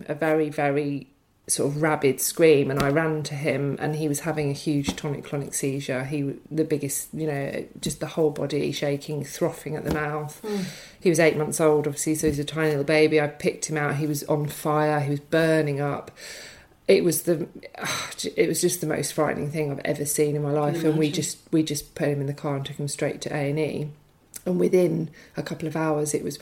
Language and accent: English; Brighton, South East England, United Kingdom; moved away; I'm from Brighton originally